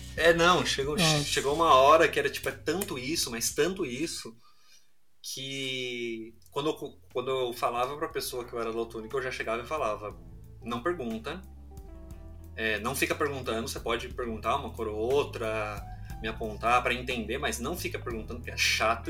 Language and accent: Portuguese; São Paulo, Brazil; Eu sou aqui natural de São Paulo, São Paulo capital. Nasci aqui, nasci aqui na Zona Norte, Pirituba